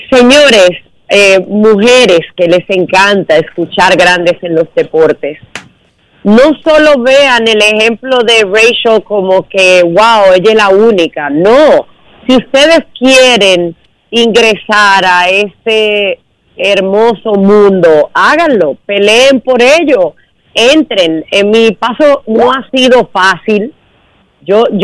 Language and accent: Spanish; Dominican Republic; la oportunidad a nosotros como dominicanos